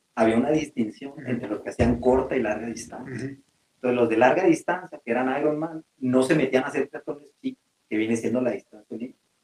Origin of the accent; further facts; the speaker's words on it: Mexico; nos falta a veces como mexicanos